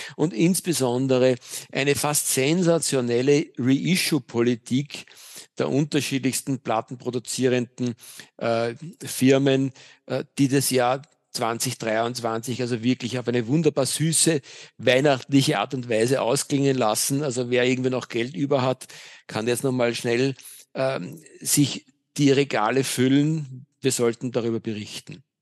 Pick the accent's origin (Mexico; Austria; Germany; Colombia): Austria; Vienna; Ich bin ein echter Wiener.